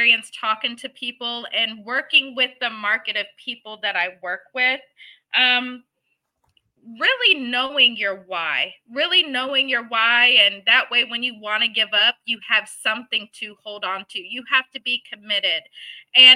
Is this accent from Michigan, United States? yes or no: yes; Michigan, United States; now in Arlington, United States; I'm from Michigan, you know, backwoods, hillbilly type stuff